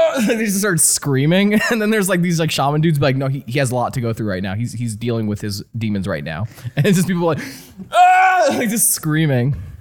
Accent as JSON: {"language": "English", "region": "New Jersey", "country": "United States", "tie": "born or raised there", "said": "I grew up in New Jersey"}